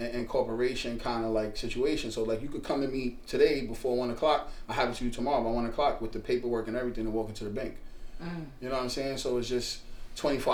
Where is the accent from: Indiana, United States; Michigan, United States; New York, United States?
New York, United States; New York City; I'm from Brooklyn. You know, I was born in Brooklyn